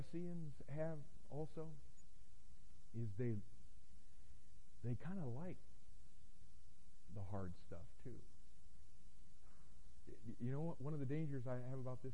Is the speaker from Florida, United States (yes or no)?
yes; Florida, United States; I grew up in Florida